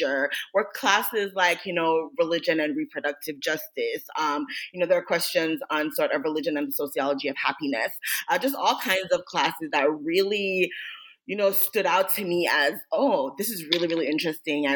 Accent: Jamaica; I grew up in Jamaica

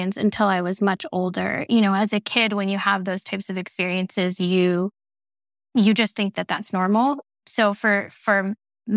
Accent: Orlando, Florida, United States; also born or lived in Columbus, Ohio; raised and grew up entirely in Orlando, Florida.

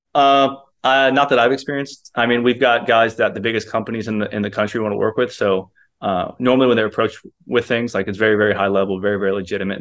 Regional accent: Kentucky, United States; moved away as an adult; also born or lived in Arizona; I'm from Kentucky, so I had no family out west

